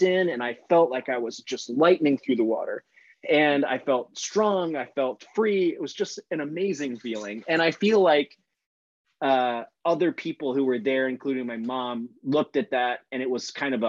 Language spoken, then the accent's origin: English; St. Petersburg, Florida, United States; moved away as an adult; near where I grew up in St. Pete, Florida